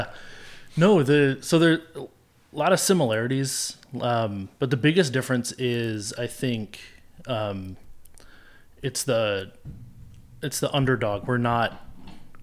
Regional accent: Burlington, Vermont, United States; moved away as an adult; now in Plattsburgh, United States; I grew up in Burlington and went to high school there

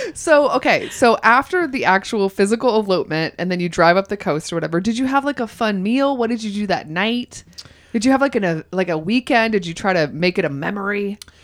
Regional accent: Augusta, Georgia, United States; moved away as an adult; also born or lived in New York; now in Los Angeles, United States; when I was growing up in Georgia, I lived in Augusta, Georgia

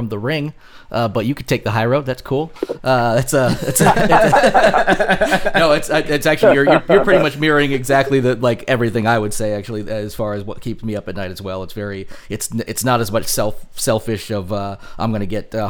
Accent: Vermont, United States; we're from Vermont too

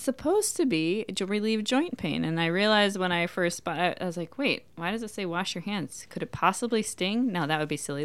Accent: Minnesota, United States; moved away; I grew up in Minnesota

